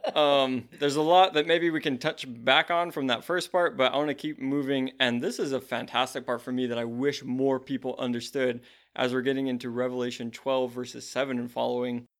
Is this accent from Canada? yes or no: no; United States; as an American who faces zero persecution